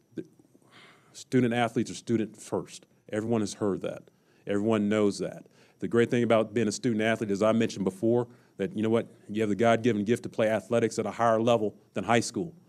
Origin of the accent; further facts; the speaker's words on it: Kansas City, United States; moved away; when I was a young kid growing up in Kansas City